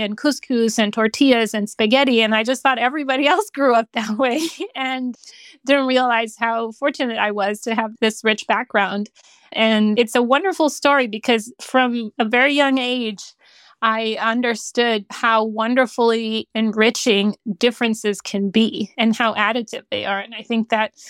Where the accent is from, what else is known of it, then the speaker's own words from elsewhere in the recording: Honduras; also born or lived in Central America / Caribbean; Yeah, I always say I have this really fun family history because I grew up in Honduras in Central America. And because of my father's work, we moved around Central America and the Caribbean.